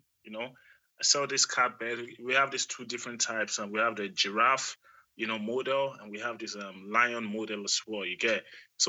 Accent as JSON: {"language": "English", "country": "Nigeria", "moved": "yes", "lives_now": "Germany", "said": "I'm from Nigeria"}